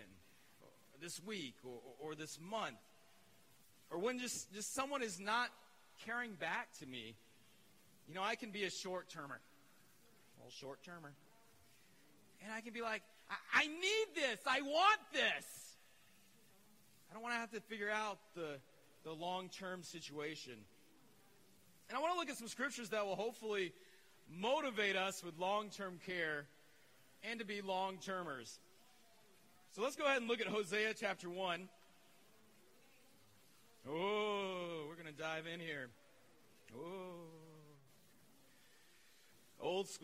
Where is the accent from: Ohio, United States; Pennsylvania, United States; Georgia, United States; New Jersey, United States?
Georgia, United States; I'm from Georgia